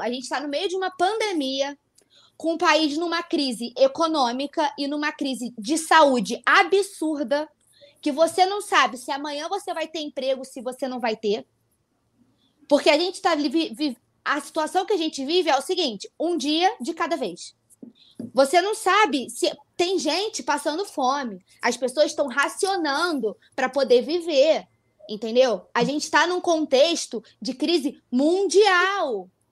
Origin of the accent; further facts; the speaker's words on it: Nova Friburgo, Rio de Janeiro, Brazil; eu sou de Friburgo, é interior do Rio